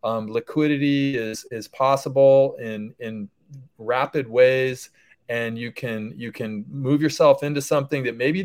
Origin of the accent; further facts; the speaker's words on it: Northern California, United States; I'm from NorCal